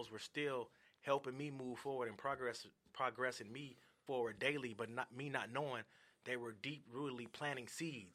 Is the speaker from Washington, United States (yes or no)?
yes; Seattle, Washington, United States; born or raised there; also born or lived in Gary, Indiana / Arizona